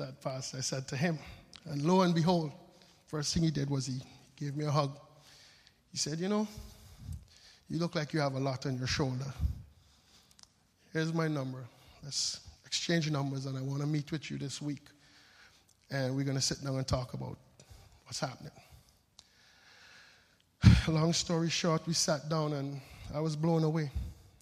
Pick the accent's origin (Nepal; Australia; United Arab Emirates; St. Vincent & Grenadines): St. Vincent & Grenadines; moved away; also born or lived in Frankfurt; I'm from the Caribbean, born on a little island called St. Vincent